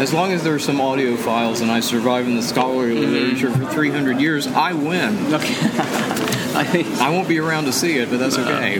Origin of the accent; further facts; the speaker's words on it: United States; I'm like an American.